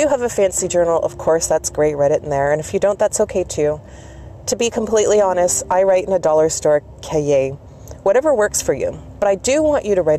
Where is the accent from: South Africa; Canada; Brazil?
Canada; I'm Canadian